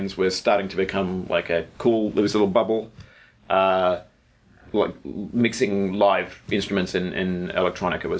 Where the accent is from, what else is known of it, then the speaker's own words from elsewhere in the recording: Melbourne, Victoria, Australia; moved away as an adult; now in United States; I'm from Melbourne